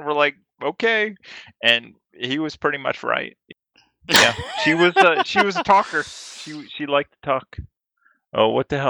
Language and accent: English; Oregon, United States; I was from Oregon